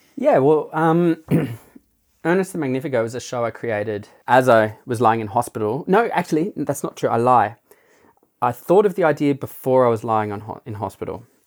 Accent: Blue Mountains near Sydney, New South Wales, Australia; moved away; also born or lived in Darwin; I was from the Blue Mountains near Sydney

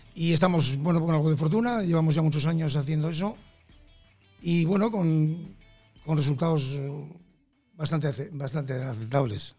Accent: Laredo, Cantabria, Spain; De mi pueblo

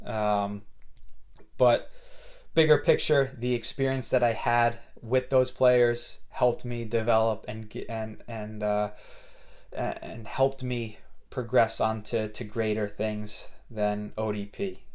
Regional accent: Kinnelon, New Jersey, United States; I grew up in Kinelon.

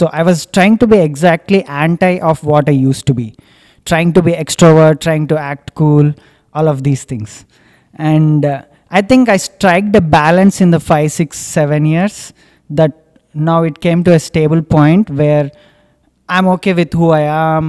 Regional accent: India; moved away as an adult; also born or lived in United States; now in Singapore; when I moved to US, it was exactly for the reason that I want to escape India

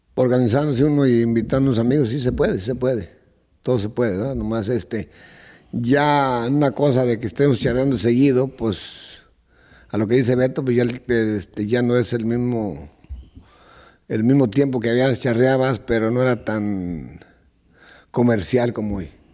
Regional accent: Nochistlán, Zacatecas, Mexico; moved away; Yo soy originario de Nochistlán, Zacatecas

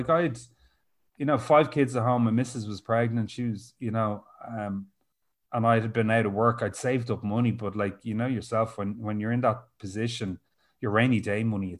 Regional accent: Rathfarnham, Leinster, Ireland; So I joined a local drama group in Dundrum. I'm from Rathfarnham.

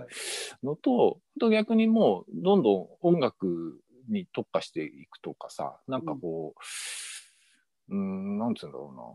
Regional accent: Ibaraki, Japan; moved away as an adult; also born or lived in Saitama / Tokyo; now in Suō-Ōshima, Japan; 埼玉で小一まで。小一の一学期まで埼玉。で、そこから茨城県。

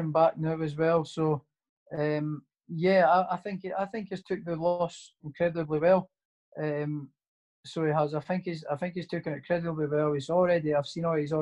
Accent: Prestonpans, Scotland, United Kingdom; also born or lived in Edinburgh; my hometown as well, as the Preston Pan

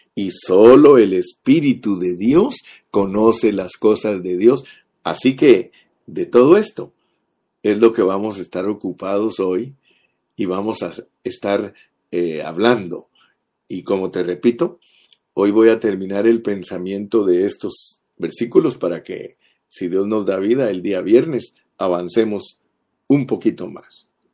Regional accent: Guatemala; now in United States; Los guatemaltecos no podemos dejar de comer frijoles negros

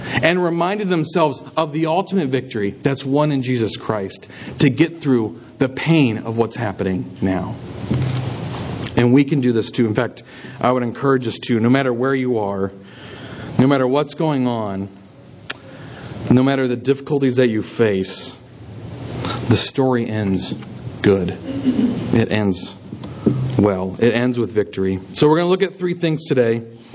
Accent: Minnesota, United States; And you go, oh, you're from Wisconsin. I'm from Minnesota. That's so great. Good Midwestern people, right?

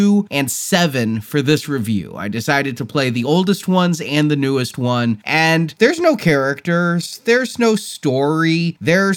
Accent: Texas, United States; I'm a Texan

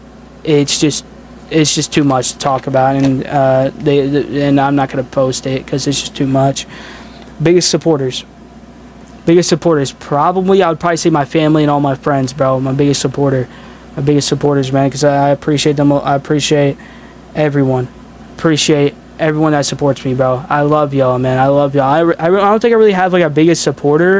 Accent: Indiana, United States; I'm from Indiana

